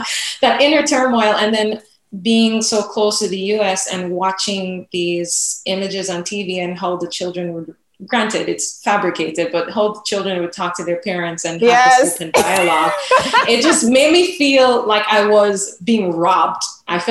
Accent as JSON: {"language": "English", "country": "Jamaica", "tie": "born or raised there", "moved": "yes", "lives_now": "United States", "said": "growing up in Jamaica and just being the, just having the experience of a young Black girl"}